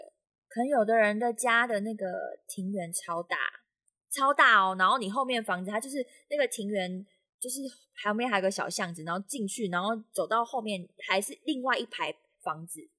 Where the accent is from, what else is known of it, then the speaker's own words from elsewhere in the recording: Pingtung County, Taiwan; 毕竟我不是都市俗，我从小就是常常回去南部，我也是屏东人，所以我常常看到那些农作物，跟闻到农村的味道。